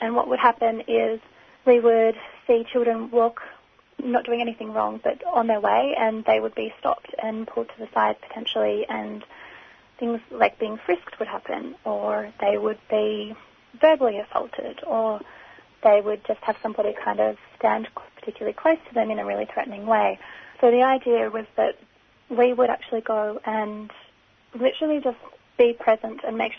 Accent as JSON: {"language": "English", "country": "Australia", "said": "the fact that I'm an Australian citizen"}